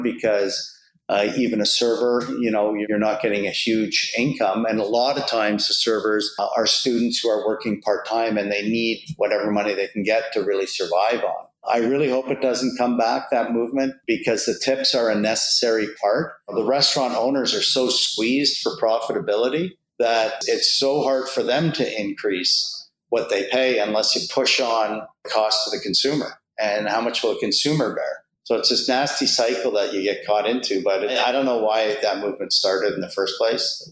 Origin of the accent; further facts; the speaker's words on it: Montreal, Quebec, Canada; moved away; I grew up in Montreal